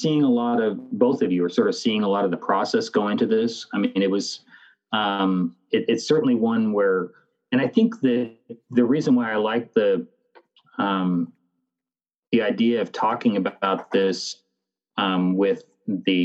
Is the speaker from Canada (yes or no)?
yes; Canada; I am Canadian